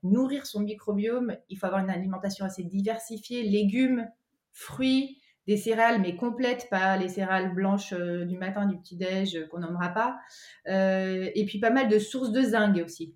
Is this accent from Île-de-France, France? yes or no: no; Cantal, Auvergne-Rhône-Alpes, France; je suis originaire d'Auvergne, du Cantal, plus particulièrement.